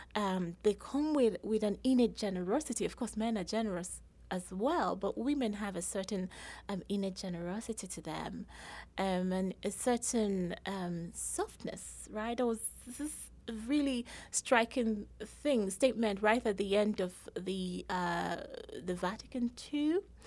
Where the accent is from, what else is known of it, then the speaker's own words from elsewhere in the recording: Nigeria; moved away as an adult; also born or lived in England; I was born in Nigeria, raised in Nigeria, everyone went to university in Nigeria as well.